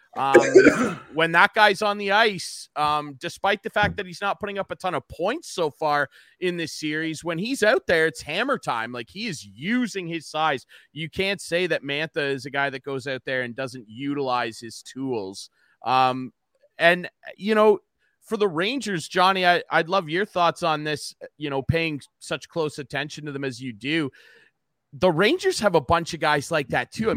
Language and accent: English; Arthur, Ontario, Canada; born or raised there